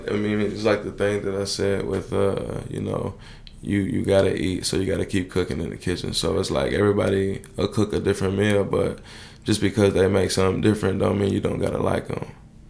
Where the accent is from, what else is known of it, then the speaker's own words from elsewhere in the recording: La Vergne, Tennessee, United States; also born or lived in Nashville / Knoxville / Kentucky; I grew up in Laverne, though, Laverne High School.